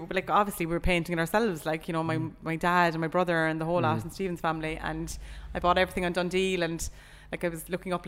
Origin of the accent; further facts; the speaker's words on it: Cork, Munster, Ireland; moved away as an adult; also born or lived in Ballyhea, near Charleville; now in Charleville, Ireland; I'm from Cork City